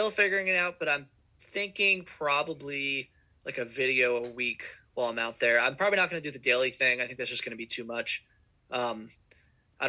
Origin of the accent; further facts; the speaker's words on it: Vermont, United States; I'm from Vermont and it's not very hot here.